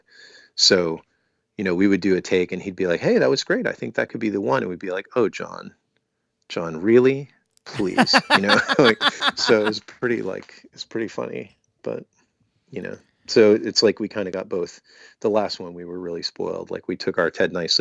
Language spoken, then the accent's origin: English; Maryland, United States; we're from Maryland